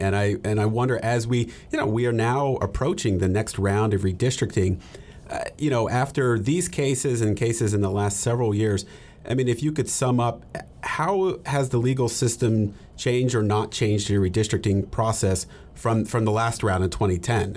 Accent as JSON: {"language": "English", "region": "Texas", "country": "United States", "said": "we're both from Texas"}